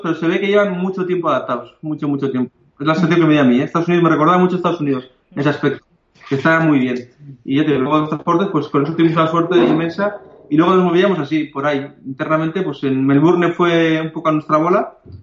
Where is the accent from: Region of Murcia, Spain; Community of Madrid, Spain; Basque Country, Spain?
Basque Country, Spain; Bilbao; vivimos en Bilbao